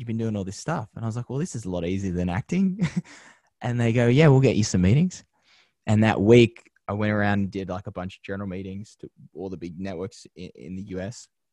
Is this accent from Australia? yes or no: yes; Penrith, New South Wales, Australia; moved away as an adult; now in Los Angeles, United States; growing up in Penrith as a young kid